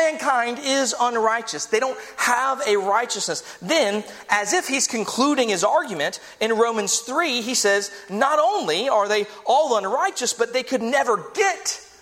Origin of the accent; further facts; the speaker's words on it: United States; We're American here.